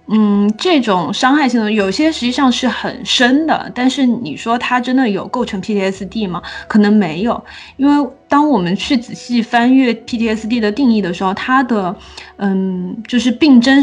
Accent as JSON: {"language": "Chinese", "region": "southern Sichuan", "country": "China", "tie": "born or raised there", "said": "我的老家在川南地区，然后我们那边红薯非常的多"}